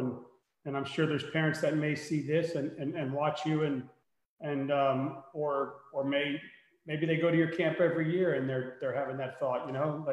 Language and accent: English; Miami, Florida, United States; I'm from Miami, so I told him, you know, I'm from right there